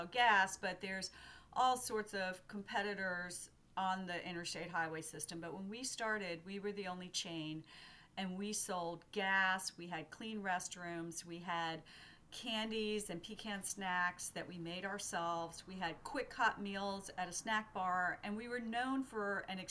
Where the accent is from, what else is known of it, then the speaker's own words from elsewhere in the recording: Middle Georgia, United States; accent: southern; I'm from Middle Georgia, like my grandfather, and I find myself slipping into what is natural for me, which is pecan, which does betray my southern roots